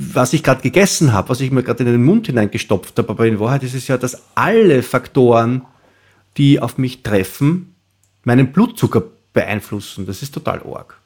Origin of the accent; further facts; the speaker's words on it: Austria; wie wir in Österreich